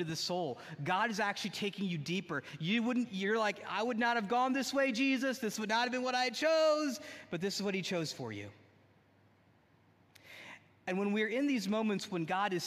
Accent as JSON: {"language": "English", "region": "New Jersey", "country": "United States", "tie": "born or raised there", "said": "I grew up in the great state of New Jersey."}